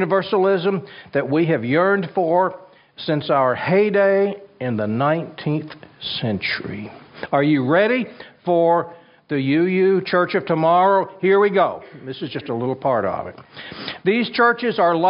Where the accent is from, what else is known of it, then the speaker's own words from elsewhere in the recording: Kansas, United States; My home state of Kansas